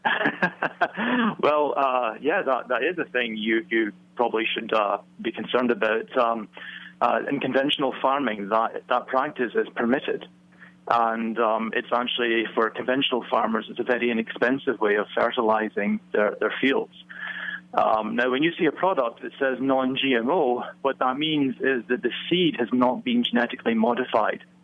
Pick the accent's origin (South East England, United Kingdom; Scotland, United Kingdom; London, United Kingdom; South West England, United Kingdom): Scotland, United Kingdom; now in Virginia, United States; I'm from neither place. I'm from Scotland originally.